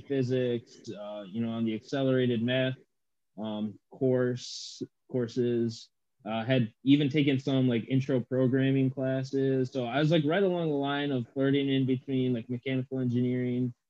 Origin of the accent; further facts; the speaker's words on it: Midland, Michigan, United States; also born or lived in Anchorage, Alaska / Dillingham, Alaska / Moses Lake, Washington; moved from Washington to Midland, Michigan. So if people are familiar with that area, that's where I ultimately grew up.